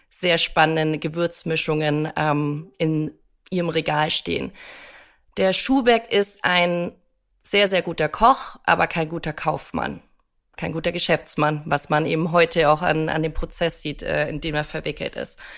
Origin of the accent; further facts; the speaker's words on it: Bavaria, Germany; born there; Also ich komme ja gebürtig auch aus Bayern